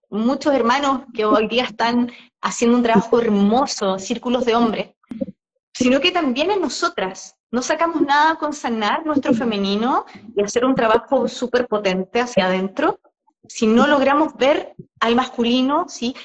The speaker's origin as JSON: {"language": "Spanish", "country": "Chile", "moved": "yes", "lives_now": "Mexico", "said": "ambos somos chilenos, que venimos en un viaje hace mucho rato, saliendo, el, salir de nuestro país"}